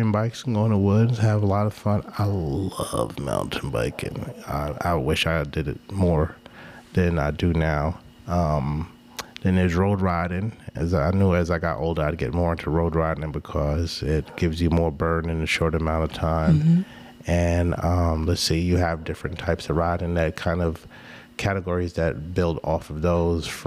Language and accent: English; New York City, New York, United States; moved away as an adult; now in Atlanta, United States; I grew up in New York City